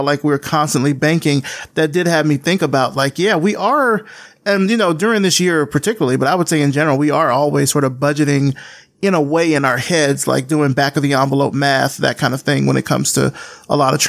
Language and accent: English; Deep South, United States; I grew up in the Deep South